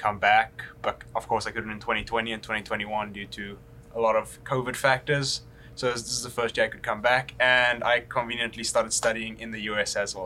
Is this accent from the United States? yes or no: no; Johannesburg, Gauteng, South Africa; I come from Johannesburg